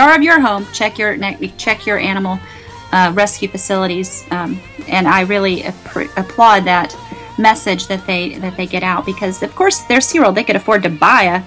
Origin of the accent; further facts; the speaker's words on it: Daytona Beach, Florida, United States; also born or lived in Orlando; I grew up in Daytona Beach and Central Florida, Orlando area